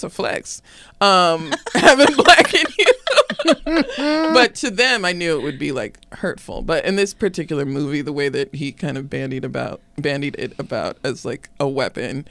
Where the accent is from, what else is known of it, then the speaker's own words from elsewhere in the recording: Arizona, United States; I grew up in Arizona